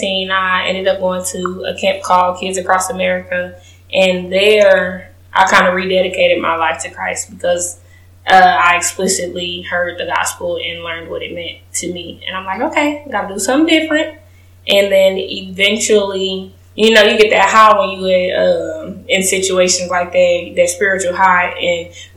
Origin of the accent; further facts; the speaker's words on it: Kansas City, Missouri, United States; moved away as an adult; now in Houston, United States; I am from Kansas City, Missouri, home of the Chiefs